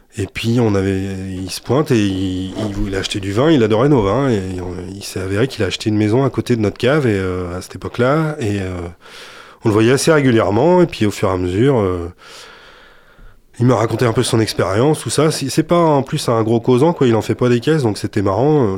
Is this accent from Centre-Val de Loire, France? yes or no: yes; Touraine, Centre-Val de Loire, France; moved away as an adult; j'ai joué dans pas mal de formations en Touraine hein, principalement parce que je suis né en Touraine. Et je suis arrivé dans le coin, euh, j'avais 20 ans.